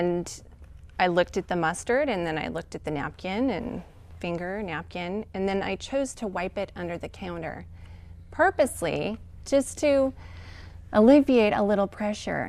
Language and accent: English; Salt Lake City, Utah, United States; I was born and raised in Salt Lake City and raised as a Mormon